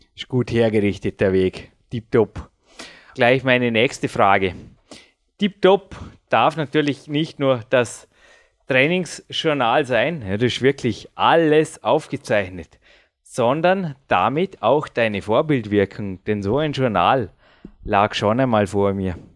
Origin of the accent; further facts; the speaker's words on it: Dornbirn, Vorarlberg, Austria; also born or lived in Feldkirch; ich bin jetzt 34 Jahre alt, ich lebe seit 34 Jahren in Dornbirn. Bin zwar geboren in Felki, aber das war nur das Krankenhaus